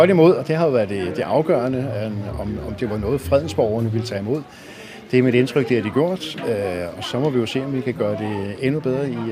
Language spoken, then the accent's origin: Danish; Denmark; og så er vi jo danskere